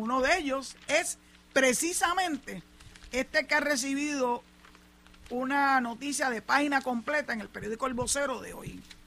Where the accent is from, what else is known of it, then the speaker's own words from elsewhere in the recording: Puerto Rico; los puertorriqueños somos ciudadanos americanos